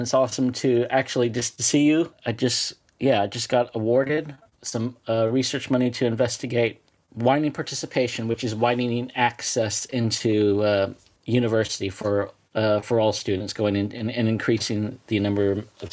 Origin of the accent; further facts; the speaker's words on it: California, United States; now in England, United Kingdom; I'm originally from California, and not necessarily California. It's settled lands, colonial settled lands of the Ohlone settlement before it was classified as California. So I understand that I come from a land of settler colonialism